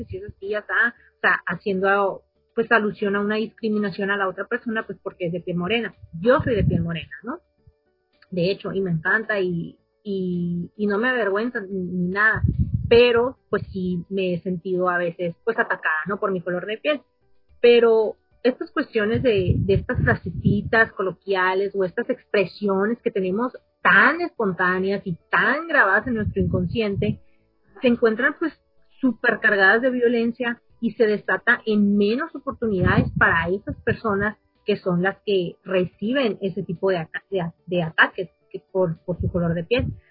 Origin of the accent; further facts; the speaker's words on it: Sonora, Mexico; nosotros como Sonora, Que somos frontera